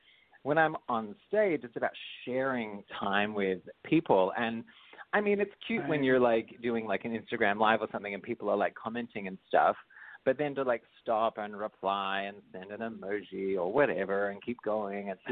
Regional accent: Australia; now in United States; I'm Australian. All my family's all Australian.

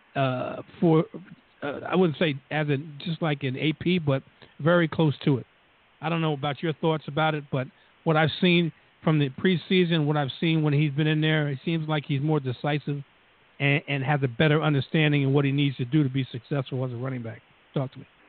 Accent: New Jersey, United States; accent: Jersey; we're from Jersey. Just listen to the two accents, and, and you can tell

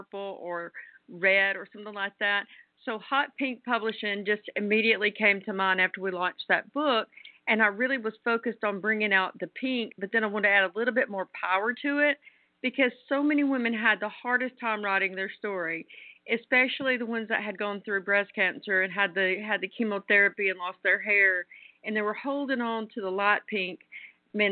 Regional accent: the South, United States; as a Southerner

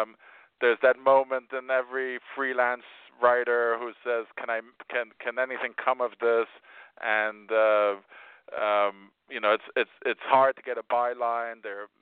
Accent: Spain; I was born in Spain. My parents were expatriates who lived there, so I grew up eating a lot of Spanish food

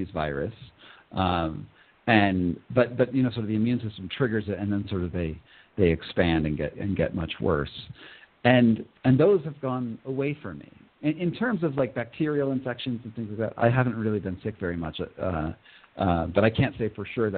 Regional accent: Northeast, United States; I grew up in the Northeast in America, and there's Lyme disease all over there.

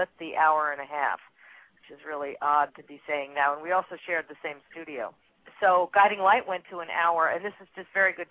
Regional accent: Putnam Valley, New York and environs, United States; also born or lived in Chicago, Illinois / California; Born in Chicago, Illinois. Moved from there when I was four. Raised in New York and environs

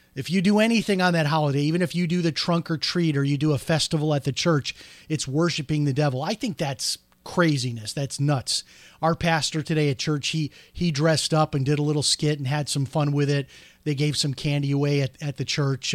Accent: Chicago, Illinois, United States; now in Florida, United States; growing up outside of Chicago

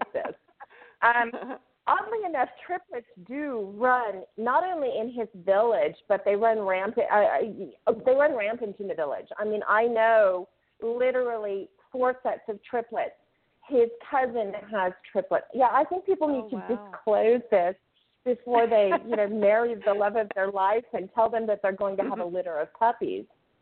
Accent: United States; moved away as an adult; now in Lebanon; I'm a displaced American

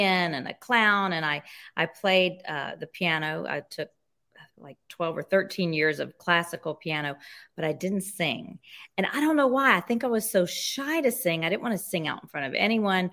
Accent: Jackson, Mississippi, United States; I grew up in Mississippi, in Jackson, Mississippi.

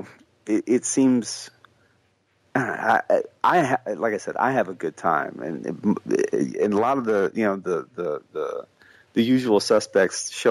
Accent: Midwest, United States; I grew up in the Midwest in a town that got decimated by, you know, everything.

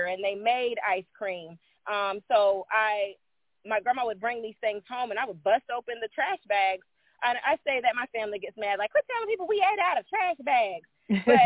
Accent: Midwest, United States; I was raised in the Midwest.

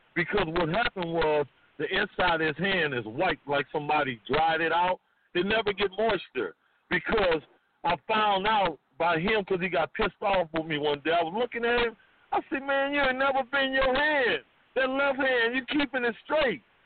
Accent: New Orleans, Louisiana, United States; moved away as an adult; also born or lived in Richmond, California; me and Master P, you gotta understand, we are from New Orleans, Louisiana, right? We still got these accents

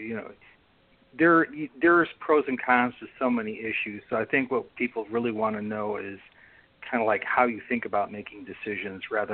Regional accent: Chicago, Illinois, United States; now in Bainbridge Island, United States; I come from Chicago

